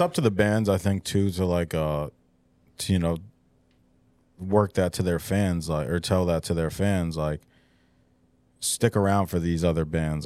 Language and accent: English; Poughkeepsie, New York, United States; growing up in the Hudson Valley, like, there used to be a really big, like, band scene